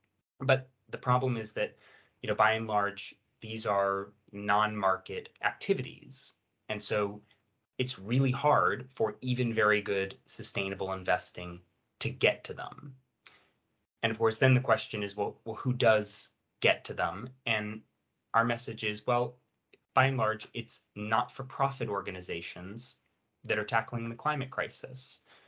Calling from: London, United Kingdom; I'm a little warm in this London heat wave, but I'm fine. I'm dialing in from London.

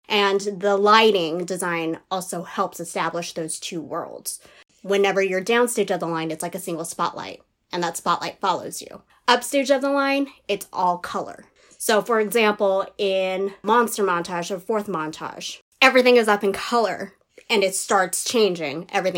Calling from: New York, United States; I am currently calling from San Diego, California, although I do reside in New York.

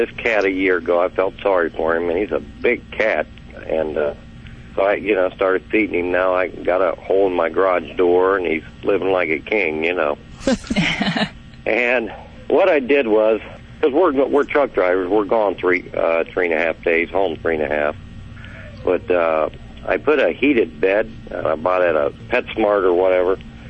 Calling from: Ohio, United States

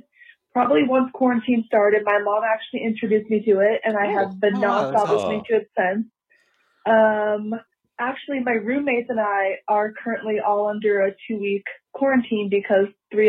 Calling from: Aurora, Colorado, United States; I'm calling from Aurora, Colorado.

